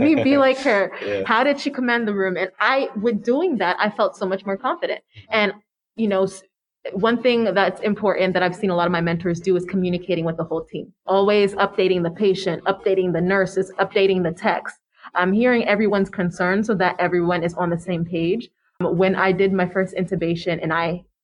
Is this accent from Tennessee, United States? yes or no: no; Florida, United States; growing up in Florida and going to medical school in Florida, being Haitian